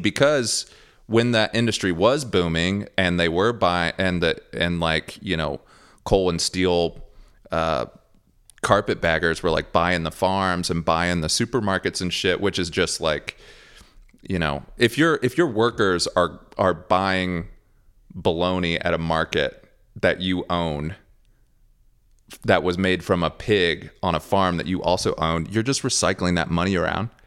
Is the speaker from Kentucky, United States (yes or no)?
yes; Ashland, Kentucky, United States; now in Nashville, United States; Ashland, Kentucky where I was born. Very, very, very small town. I'm actually from Flatwoods, Russell, which is a very small neighborhood in Ashland.